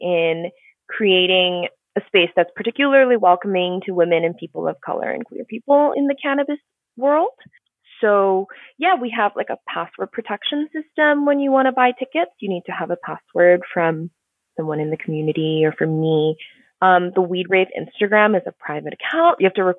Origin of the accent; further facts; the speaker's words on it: Singapore; also born or lived in Tokyo / New York; So, I grew up in Singapore. I was born in Singapore and raised between Singapore, Tokyo, and New York.